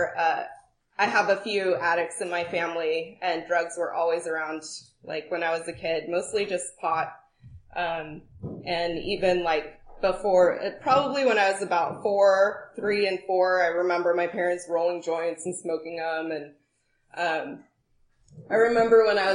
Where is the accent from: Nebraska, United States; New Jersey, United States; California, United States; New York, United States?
California, United States; Sunol; also born or lived in Walnut Creek, California; I was born in the Bay Area in Walnut Creek, actually. Walnut Creek. Yep. We lived in Sunol, which is like a little, wooded town in Alameda County.